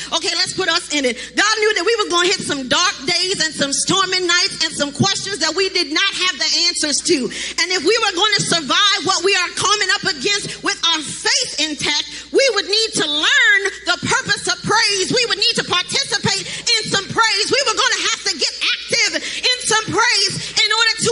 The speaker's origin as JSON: {"language": "English", "town": "Baltimore", "region": "Maryland", "country": "United States", "moved": "yes", "lives_now": "Charlotte, United States", "said": "I am from Baltimore, Maryland"}